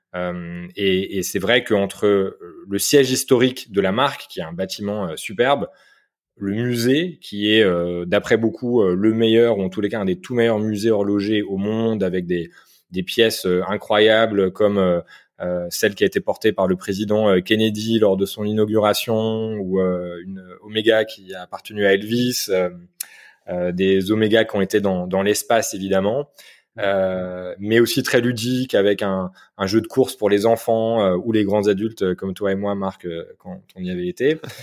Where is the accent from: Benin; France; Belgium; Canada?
France; moved away as an adult; now in Biel/Bienne, Switzerland; j'habite à Bienne donc depuis bientôt quatre ans maintenant. j'ai vécu un petit peu dans dans d'autres endroits, mais à l'origine je suis français